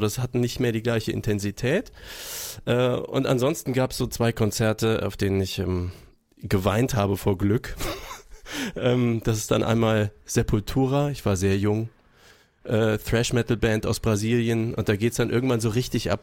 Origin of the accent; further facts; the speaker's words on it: Würzburg, Bavaria, Germany; Würzburg ist ja meine Geburtsstadt